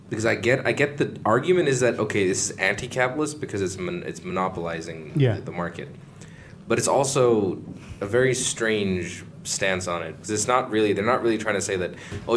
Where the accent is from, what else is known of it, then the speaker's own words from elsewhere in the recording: Pakistan; I am Pakistani